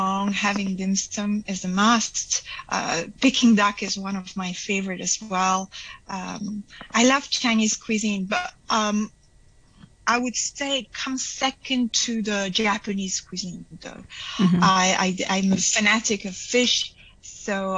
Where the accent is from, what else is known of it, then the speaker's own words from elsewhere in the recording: Belgium; I'm from Belgium